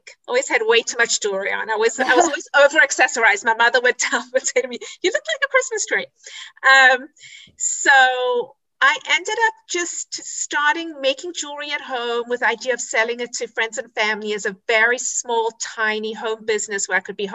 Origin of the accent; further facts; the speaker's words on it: South Africa; also born or lived in Israel; now in United States; I grew up in South Africa, as you can hear from my accent, and in Israel.